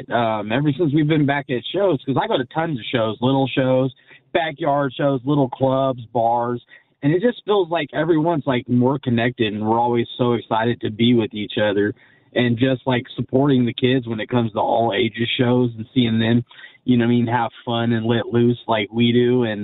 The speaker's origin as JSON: {"language": "English", "town": "Olivehurst", "region": "California", "country": "United States", "said": "Yuba. I'm actually from Olivehurst."}